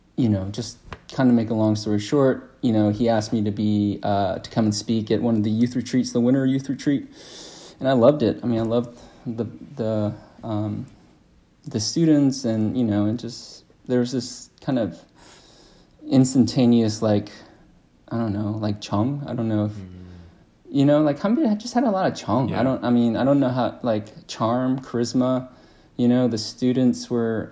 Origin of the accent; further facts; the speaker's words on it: Atlanta, Georgia, United States; I was born and raised here in Atlanta